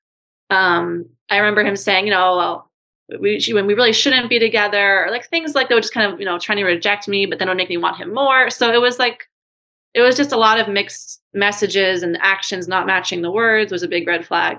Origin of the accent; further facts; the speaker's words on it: New York City, New York, United States; moved away as an adult; also born or lived in Hawaii / Singapore / Thailand; I'm from New York City